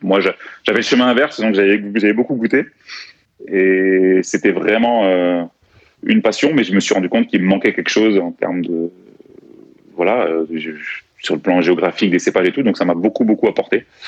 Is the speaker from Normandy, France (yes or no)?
no; Strasbourg, Grand Est, France; also born or lived in Greece / Corsica; je suis né, j'ai grandi à Strasbourg et élevé plutôt à l'européenne